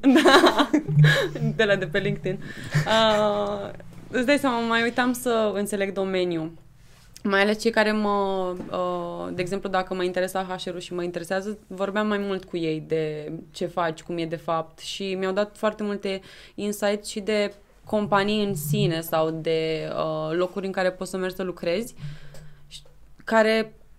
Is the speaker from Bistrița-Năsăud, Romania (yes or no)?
no; Câmpulung, Argeș, Romania; moved away as an adult; now in Bucharest, Romania; sunt din Câmpul Lung Moșel și sunt președinte NISEC România